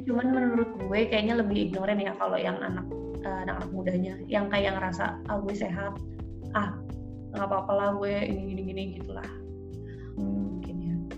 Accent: Bogor, West Java, Indonesia; also born or lived in Jakarta; gue dari Bogor, terus tapi kerja di Jakarta

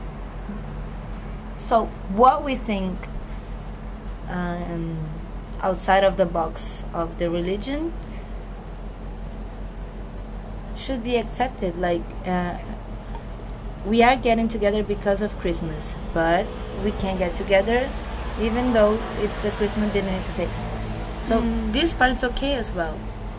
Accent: Rio de Janeiro, Brazil; English is a second language; I grew up in Rio. I've always lived in the same neighborhood

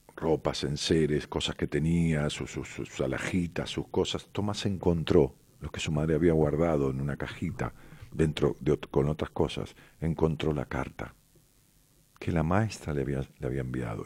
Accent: Ramos Mejía, Buenos Aires Province, Argentina; Ramos Mejía, que es mi pueblo

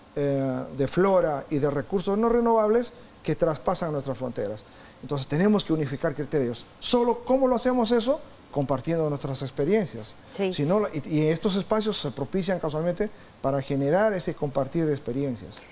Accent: Peru; yo soy natural de Perú

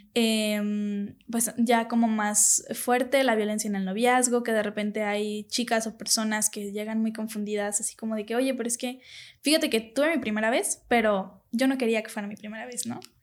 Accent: Guadalajara, Jalisco, Mexico; aquí en Tapatilandia todos somos súper amigables

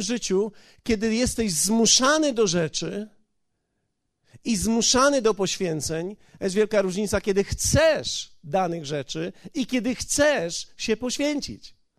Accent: Poland; Ja jestem z Polski

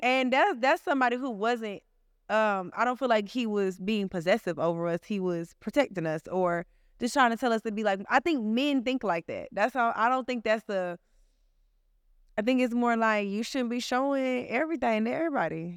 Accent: Atlanta, Georgia, United States; I'm from Atlanta

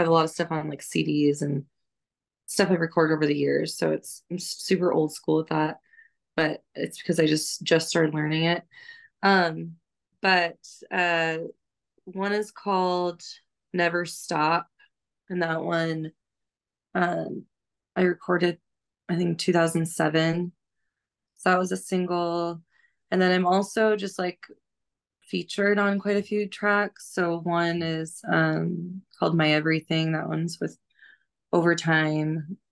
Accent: Missoula, Montana, United States; moved away; also born or lived in Seattle, Washington; I grew up in Missoula, Montana, and just a really quiet, very low key place

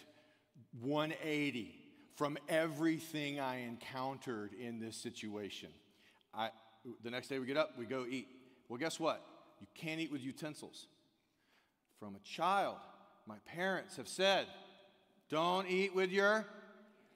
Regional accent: United States; as an American

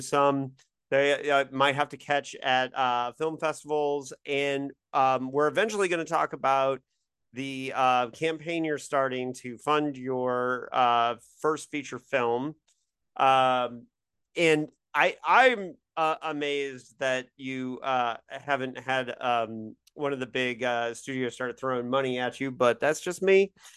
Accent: Indiana, United States

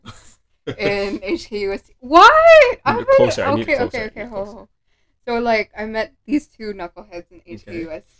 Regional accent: Hong Kong; born or raised there

